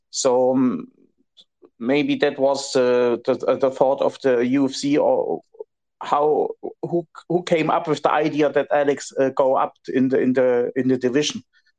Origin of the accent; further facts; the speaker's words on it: Germany; I'm from Germany.